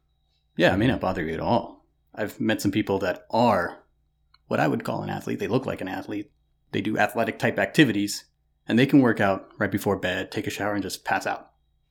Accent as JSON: {"language": "English", "region": "Louisiana", "country": "United States", "moved": "yes", "said": "I'm not used to living in the tundra. I didn't come from the tundra. I moved to Ohio from Louisiana."}